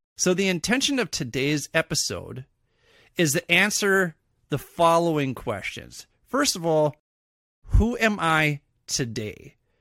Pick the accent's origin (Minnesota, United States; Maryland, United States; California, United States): Minnesota, United States; we sound like this, it's because we're from Minnesota.